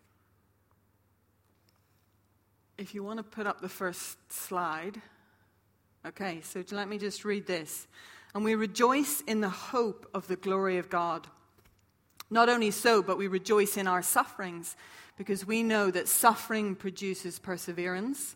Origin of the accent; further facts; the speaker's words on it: Ireland; moved away; also born or lived in St Andrews, Scotland; I'm from Ireland